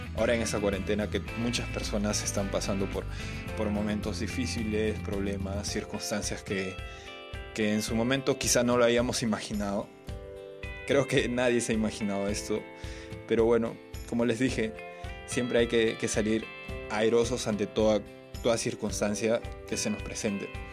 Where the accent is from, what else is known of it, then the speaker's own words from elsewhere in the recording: Chanchamayo, Junín, Peru; regresamos nuevamente a nuestro, nuestro querido Chanchamayo